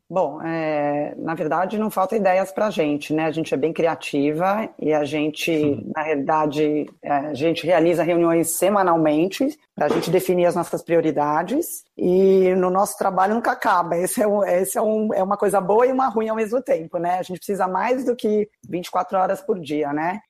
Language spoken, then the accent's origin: Portuguese; São Paulo, Brazil; sou paulistana